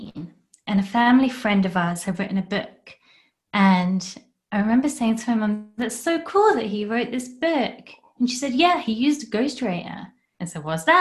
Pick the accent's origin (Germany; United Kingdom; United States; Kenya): United Kingdom; England; now in Canada; I'm from England originally.